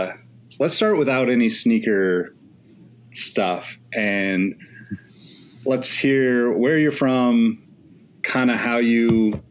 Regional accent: Sacramento, California, United States; my hometown of Sacramento.

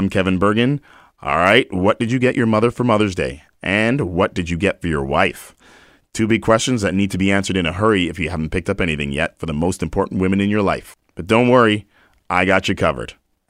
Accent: London, United Kingdom; now in Winnipeg, Canada; I was born in London, England.

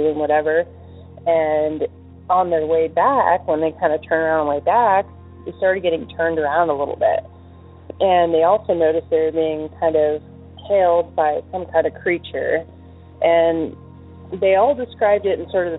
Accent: Alaska, United States; I'm from Alaska

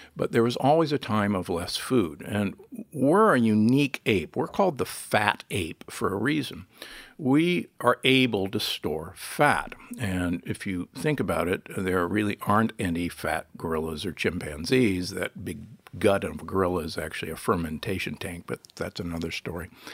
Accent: United States; also born or lived in Nebraska / Milwaukee, Wisconsin; I was born and raised in Nebraska and, and Milwaukee

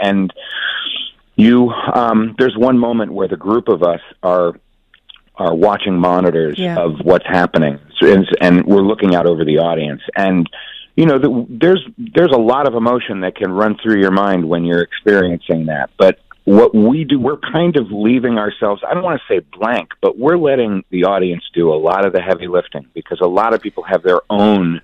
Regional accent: New Jersey, United States; also born or lived in Bronx, New York; I was born in the Bronx and raised in New Jersey

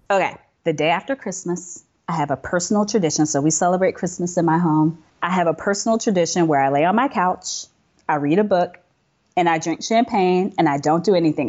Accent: United States; I'm American

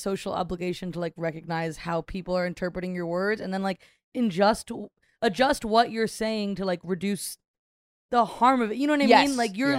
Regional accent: North Carolina, United States; I grew up in North Carolina.

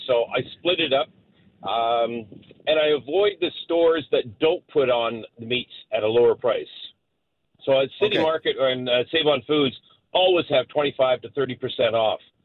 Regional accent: Scotland, United Kingdom; now in Vancouver, Canada; I'm Scottish

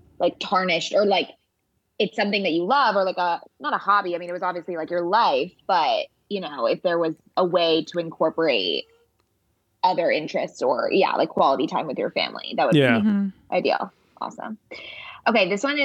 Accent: San Diego, California, United States; now in Los Angeles, United States; I grew up in San Diego

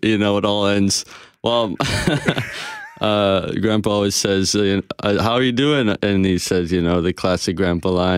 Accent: British Columbia, Canada; also born or lived in South Africa; now in Edmonton, Canada; So I lived there for 7 years, and then I came over to BC, and now I'm stuck over in Edmonton.

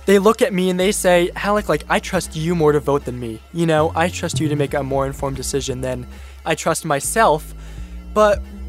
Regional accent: Washington, District of Columbia, United States; I'm from Washington, D.C. I'm 16 years old.

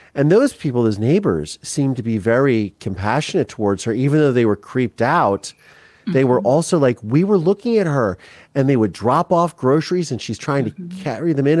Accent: Midwest, United States; I come from the Midwest

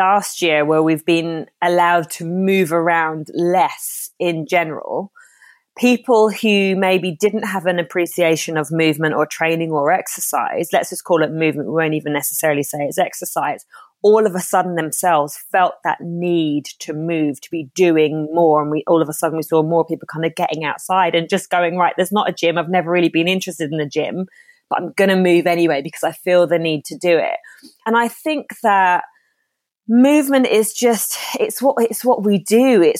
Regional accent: Ireland; Yeah, see, I'm half Irish, half Jamaican. I lived in Ireland. I was born in Ireland, hence me still pronouncing my R's and sounding like I'm from the West Country.

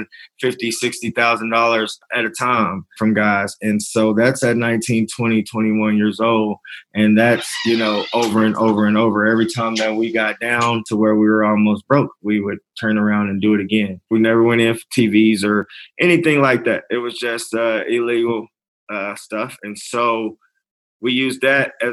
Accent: Lubbock, Texas, United States; I grew up in Lubbock

